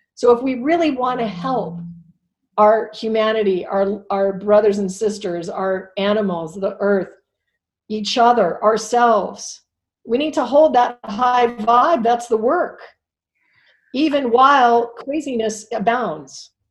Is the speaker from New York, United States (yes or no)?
no; Alaska, United States; I was raised in Alaska, so I'm not a city, not a big city girl.